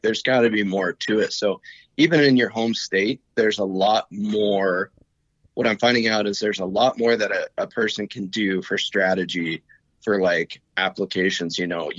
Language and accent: English; Montana, United States; I was born and raised in Montana and I've never moved out.